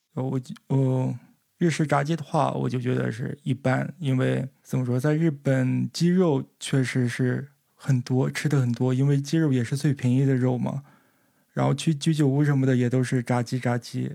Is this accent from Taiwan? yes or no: no; northern China, China; now in Japan; 因为我作为一个北方人，吃海鲜是非常难能可贵的